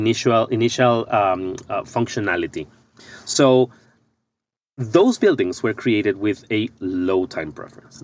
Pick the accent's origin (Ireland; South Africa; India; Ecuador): Ecuador; moved away as an adult; now in United States; I'm originally from Ecuador